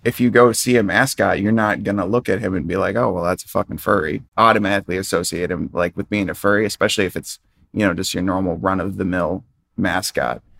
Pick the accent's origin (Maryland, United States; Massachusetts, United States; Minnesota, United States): Minnesota, United States; I grew up in Minnesota